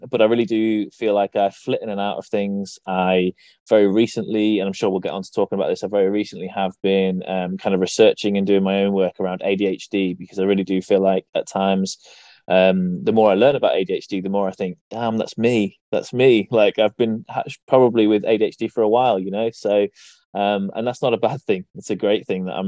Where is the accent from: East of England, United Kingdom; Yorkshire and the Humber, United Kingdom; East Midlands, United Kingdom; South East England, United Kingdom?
East Midlands, United Kingdom; I'm from the East Midlands in the UK